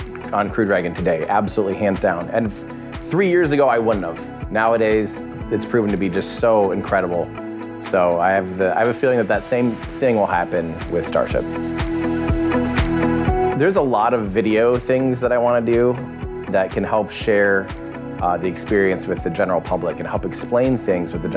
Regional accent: United States; I'm from the United States

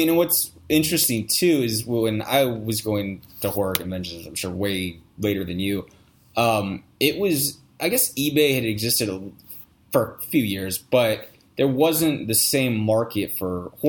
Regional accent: East Coast, United States; I've been to a couple of them, and you know, I'm from the East Coast, and so horror conventions there are cool.

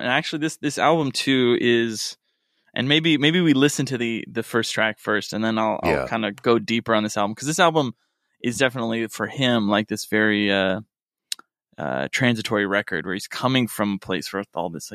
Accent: Rust Belt, United States; now in Los Angeles, United States; where I grew up in the Rust Belt

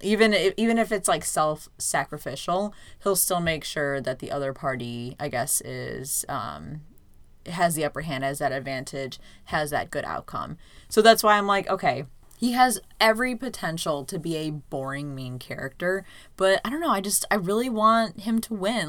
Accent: United States; as an American viewer

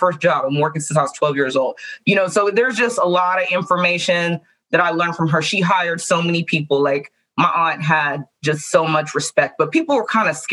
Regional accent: Pittsburgh, Pennsylvania, United States; I'm from Pittsburgh, Pennsylvania.

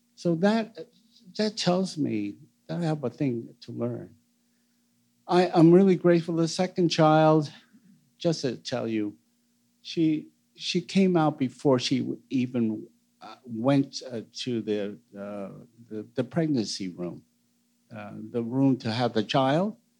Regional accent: United States; I'm born American

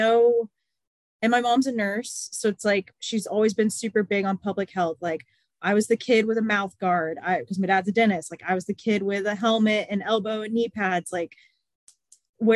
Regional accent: San Antonio, Texas, United States; also born or lived in College Station, Texas; I've only lived here and College Station when I went to Texas A&M.

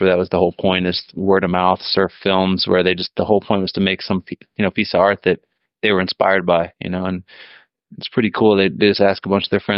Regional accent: Minnesota, United States; I'm from Minnesota

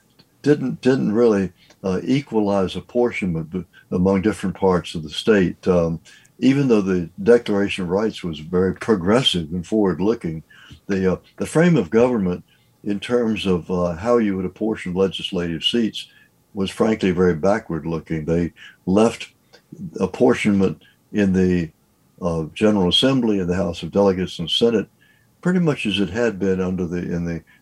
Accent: Richmond, Virginia, United States; I was born and raised in Richmond

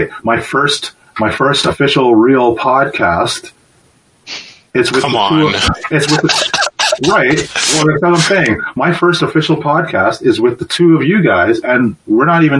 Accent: Canada; Growing up in Canada

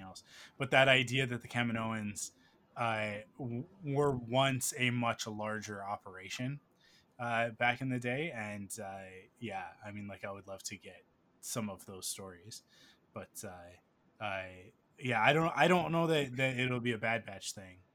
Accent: Canada; I'm Canadian

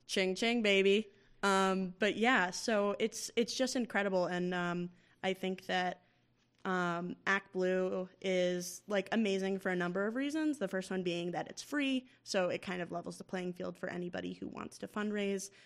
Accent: Massachusetts, United States; my home state of Massachusetts

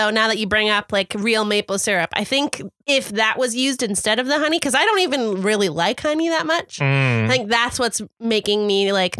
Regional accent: Texas, United States; I'm from Texas.

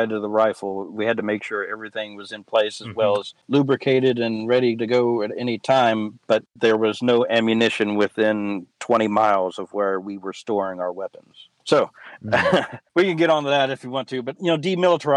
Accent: West Virginia, United States; also born or lived in Kentucky / Columbus; when I was growing up in West Virginia, I was taking the same classes in sixth grade that I had in 10th grade in Kentucky

